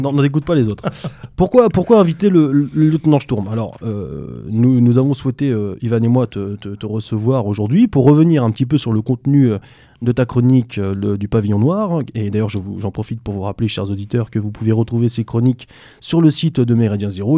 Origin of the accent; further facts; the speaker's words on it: France; en tant que Français